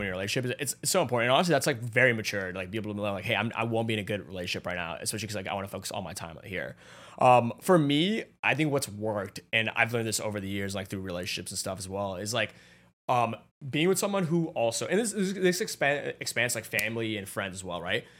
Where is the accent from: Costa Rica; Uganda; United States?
United States; Atlanta, Georgia; moved away as an adult; now in New York, United States; I grew up in Atlanta, like, with my family, f, like, right there, and then I moved to New York